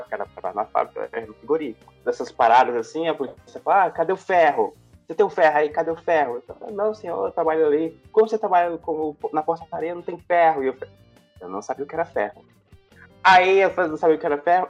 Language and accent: Portuguese; Jacundá, Pará, Brazil; now in Goiânia, Brazil; fica no sudeste do Pará, ali próximo de Marabá